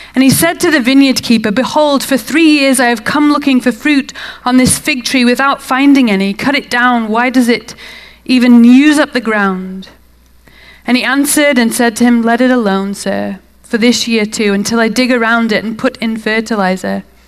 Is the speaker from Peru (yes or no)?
no; United Kingdom; now in Salt Lake City, United States; Originally, I'm from the UK. It might be a bit of a tell from my accent.